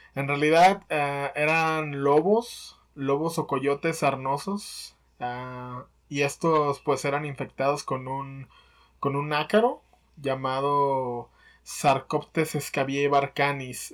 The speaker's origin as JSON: {"language": "Spanish", "country": "Mexico", "said": "nuestro territorio mexicano"}